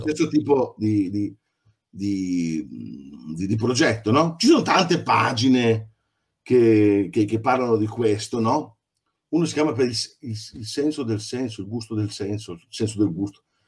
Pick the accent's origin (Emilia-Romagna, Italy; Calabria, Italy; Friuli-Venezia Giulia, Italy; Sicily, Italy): Emilia-Romagna, Italy; Adesso sono dalle mie parti